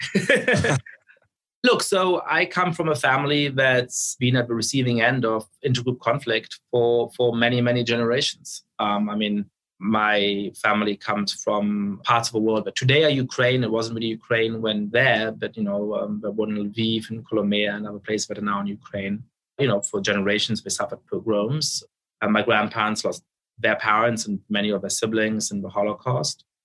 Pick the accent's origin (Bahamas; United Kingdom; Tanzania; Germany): Germany; Munich, Bavaria; also born or lived in Poland; now in United States; I was growing up in Munich in the center of town.